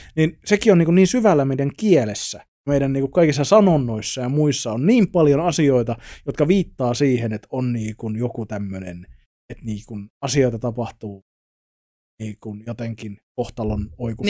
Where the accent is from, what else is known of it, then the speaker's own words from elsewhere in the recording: Savonia, Finland; moved away; also born or lived in Tampere; mä oon kasvanut siis Savossa pikkukylällä